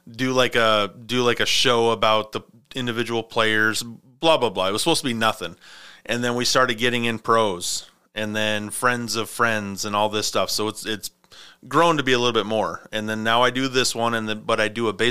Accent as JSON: {"language": "English", "region": "Montana", "country": "United States", "said": "my grandparents they they summer or not summer they wintered down in Mesa you know, we were"}